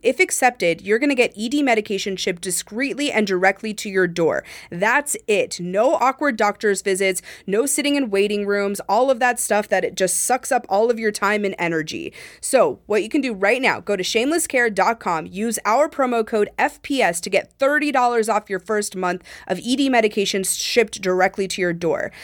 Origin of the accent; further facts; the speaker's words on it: Montana, United States; I'm from Montana